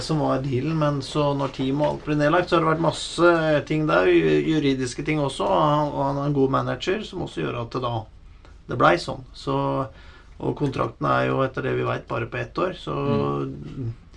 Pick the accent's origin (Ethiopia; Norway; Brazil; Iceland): Norway; vi er fra Norge og Norden